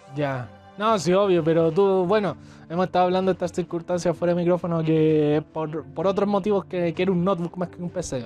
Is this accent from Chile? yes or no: yes; Chile; somos chilenos, aunque no se haya notado, pero somos chilenos.